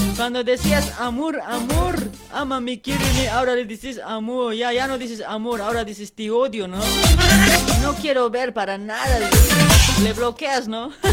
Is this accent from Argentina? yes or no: no; Bolivia; Somos sangre boliviana